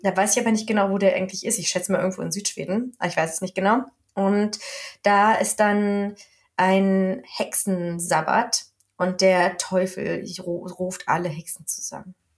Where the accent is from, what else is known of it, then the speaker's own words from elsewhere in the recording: Germany; accent: hard German; now in Sweden; mein Schwedisch mit meinem harten deutschen Akzent